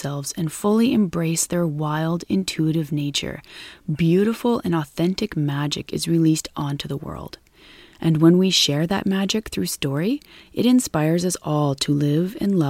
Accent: Northeast British Columbia, Canada; where I am currently in Northeast British Columbia, in my hometown

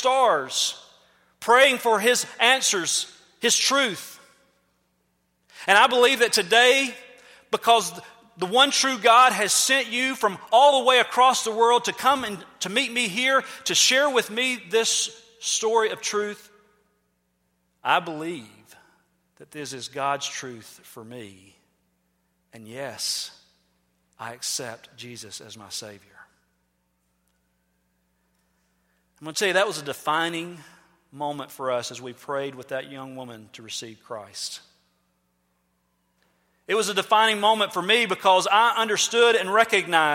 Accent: United States; we're from America

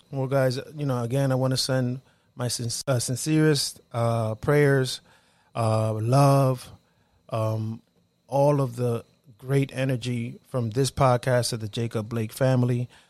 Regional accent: Dominican Republic; moved away; So we're all Dominican, right? We're all here from the Caribbean.

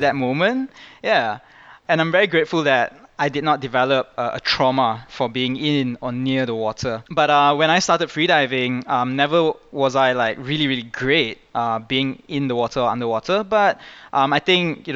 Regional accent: Kuala Lumpur, Malaysia; I was born in Malaysia and I've lived here all my life

